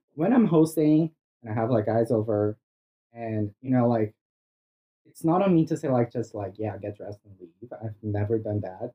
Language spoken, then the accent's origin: English; Brazil; English is a second language; moved away; I'm originally from Brazil.